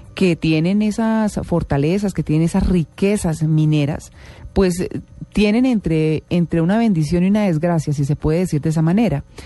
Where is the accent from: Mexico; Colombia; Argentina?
Colombia